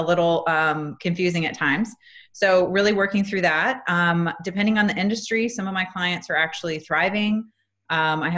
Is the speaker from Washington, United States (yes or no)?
no; Minnesota, United States; now in Atlanta, United States; I'm originally from Minnesota. I live in Atlanta, Georgia.